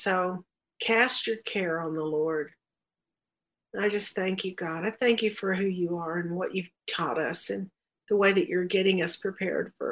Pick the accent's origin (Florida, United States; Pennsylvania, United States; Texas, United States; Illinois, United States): Texas, United States; I'm from Texas